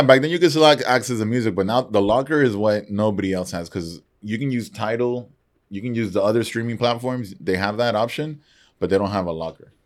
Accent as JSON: {"language": "English", "country": "Nicaragua", "tie": "born or raised there", "also_born_or_lived": "San Antonio", "moved": "yes", "said": "growing up in Nicaragua"}